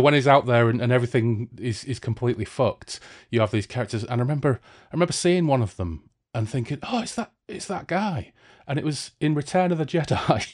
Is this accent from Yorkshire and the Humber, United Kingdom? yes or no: yes; Hull, Yorkshire and the Humber, United Kingdom; now in Bradford, United Kingdom; I'm from Hull